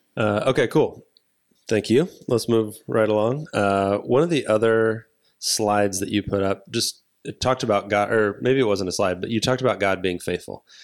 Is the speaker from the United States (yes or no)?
yes; United States; I am white American male in the United States